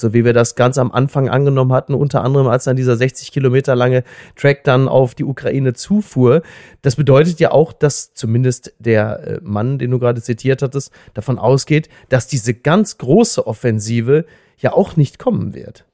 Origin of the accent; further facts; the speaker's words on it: Germany; als Deutscher